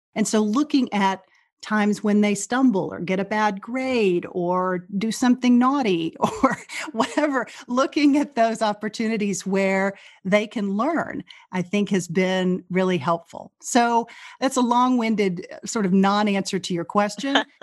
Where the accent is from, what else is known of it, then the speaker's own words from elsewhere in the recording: Rising Star, Texas, United States; moved away as an adult; now in Chevy Chase, United States; I grew up in Rising Star, Texas, which is a small, very small farming and ranching community of about eight hundred people that's in central Texas